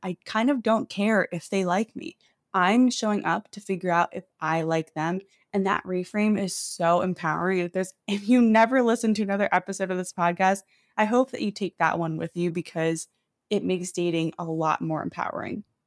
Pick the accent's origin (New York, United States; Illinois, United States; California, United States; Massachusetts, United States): New York, United States; New York City; moved away as an adult; now in Seattle, United States; I moved here from New York City, where I grew up, during the pandemic